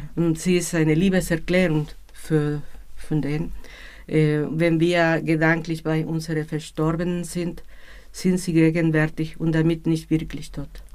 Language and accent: German; Mexico City, Mexico; Ich bin aus Mexiko-Stadt